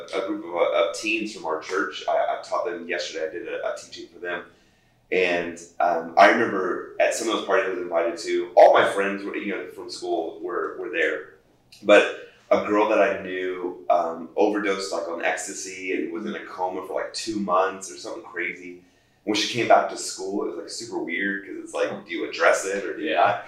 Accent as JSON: {"language": "English", "town": "Fort Myers", "region": "Florida", "country": "United States", "tie": "born or raised there", "said": "I grew up in South Florida"}